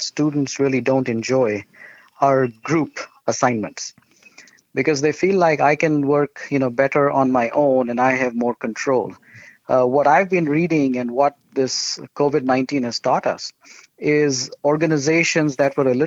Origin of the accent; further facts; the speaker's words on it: India; moved away; my wife and I grew up in India